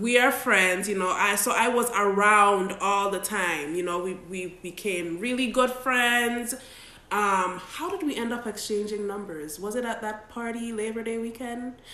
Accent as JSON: {"language": "English", "region": "Saint Croix", "country": "U.S. Virgin Islands", "tie": "born or raised there", "said": "we grew up as neighbors in St. Croix, United States Virgin Islands"}